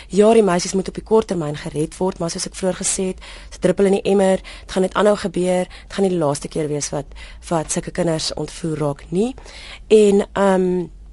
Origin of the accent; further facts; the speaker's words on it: South Africa; also born or lived in Kenya; Ons land se naam is Suid-Afrika